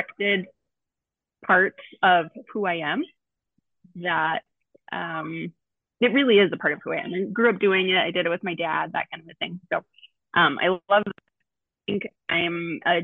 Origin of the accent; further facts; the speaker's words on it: Billings, Montana, United States; I born and raised in Billings. I'm just kind of a Montana girl at heart